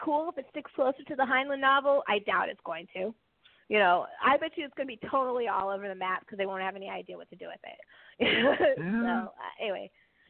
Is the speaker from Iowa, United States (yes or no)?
no; San Francisco Bay Area, California, United States; my hometown, San Francisco Bay Area